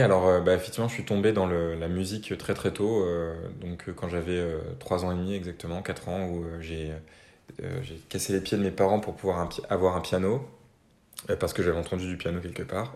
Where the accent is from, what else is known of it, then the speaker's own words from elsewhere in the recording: Normandy, France; je viens de Normandie. j'ai grandi en Normandie, euh, en campagne